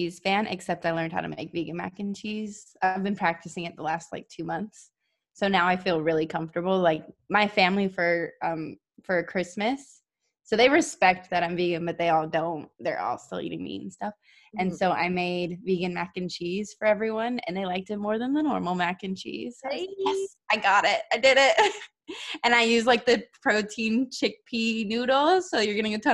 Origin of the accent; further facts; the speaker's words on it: Las Vegas, Nevada, United States; moved away; I'm from the West Coast. I'm from Las Vegas